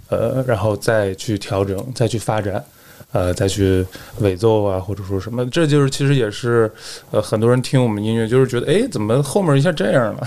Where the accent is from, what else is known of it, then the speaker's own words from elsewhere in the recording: Yanbian, Jilin, China; moved away as an adult; now in Wuhan, China; 我是自从，呃，上大学才开始离开那儿，啊，就是土生土长的延边人